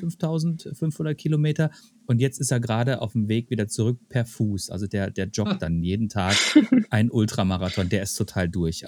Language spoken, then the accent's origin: German; Germany; als Deutscher